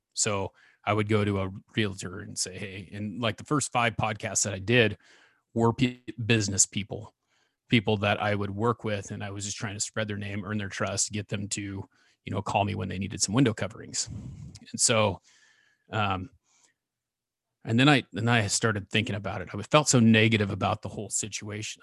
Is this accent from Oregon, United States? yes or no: yes; Ontario, Oregon, United States; I grew up in Ontario, Oregon, which is about thirty miles where I live from now